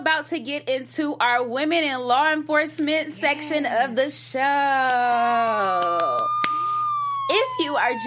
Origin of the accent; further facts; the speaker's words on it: Detroit, Michigan, United States; moved away; I was from Detroit